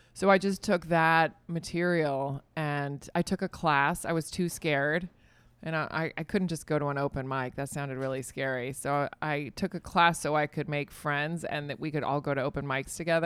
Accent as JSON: {"language": "English", "region": "Virginia", "country": "United States", "tie": "born or raised there", "also_born_or_lived": "California / Spain", "moved": "as an adult"}